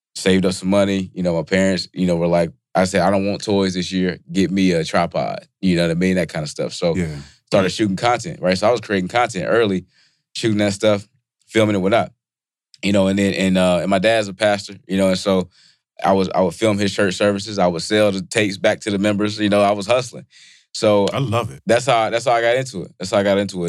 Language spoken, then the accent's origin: English; Bennettsville, South Carolina, United States; moved away; also born or lived in York, South Carolina; I'm from South Carolina